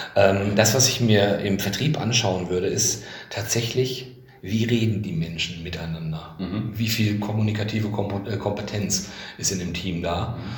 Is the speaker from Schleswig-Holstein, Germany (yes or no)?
no; Bielefeld, North Rhine-Westphalia, Germany; als Bielefelder